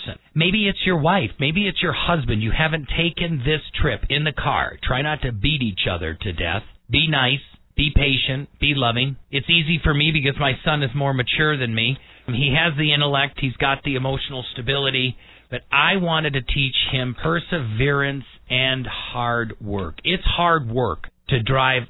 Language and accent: English; Milwaukee, Wisconsin, United States; now in Colorado Springs, United States; I was born and raised in Milwaukee.